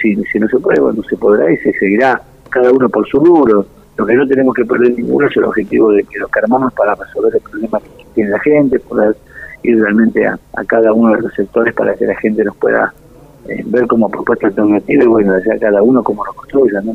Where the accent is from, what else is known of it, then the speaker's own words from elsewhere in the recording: Santa Cruz, Argentina; así está mi provincia hoy